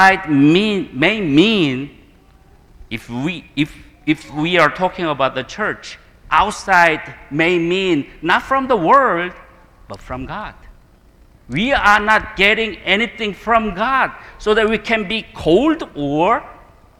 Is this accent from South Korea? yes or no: yes; South Korea; I'm coming from Korean culture